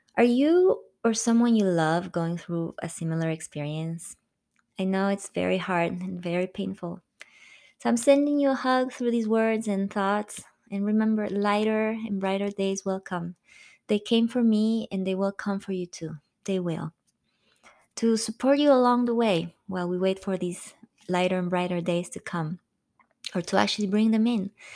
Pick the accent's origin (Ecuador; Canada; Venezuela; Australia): Ecuador; Quito, Pichincha; moved away as an adult; also born or lived in France; my hometown, Quito